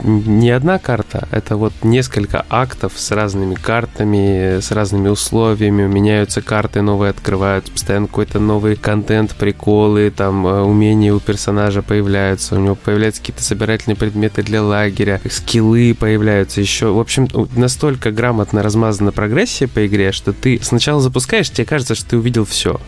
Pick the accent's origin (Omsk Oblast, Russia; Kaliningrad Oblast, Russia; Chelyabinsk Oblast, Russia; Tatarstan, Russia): Omsk Oblast, Russia; Omsk; я из Омска